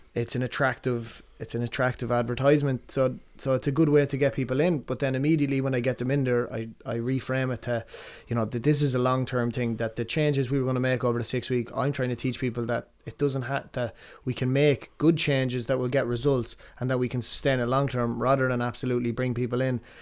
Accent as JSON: {"language": "English", "town": "Athlone", "region": "Westmeath", "country": "Ireland", "tie": "born or raised there", "also_born_or_lived": "Ballinasloe", "said": "I was born in Ballinasloe and we grew up in Athlone, uh, down the Strand"}